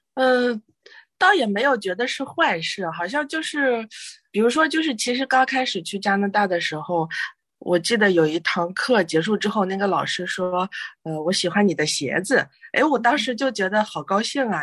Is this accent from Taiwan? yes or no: no; China; moved away; 我们中国人比较传统